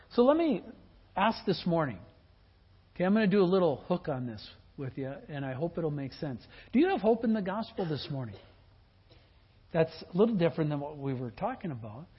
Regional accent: Midwest, United States; I come from the Midwest

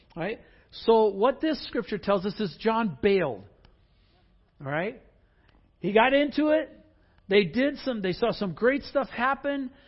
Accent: Wisconsin, United States; I grew up in Wisconsin

